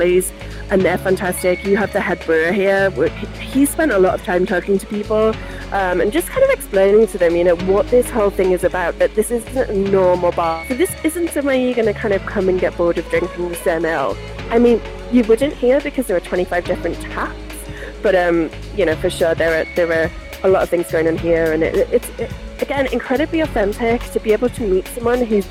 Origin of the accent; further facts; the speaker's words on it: the Northeast, North East England, United Kingdom; also born or lived in Putney, London; now in London, United Kingdom; originally I'm from the Northeast, so I have a very strange accent